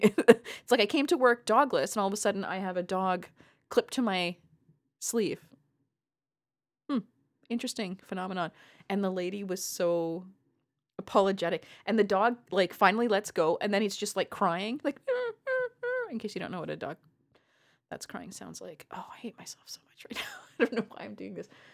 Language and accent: English; Canada; as a Canadian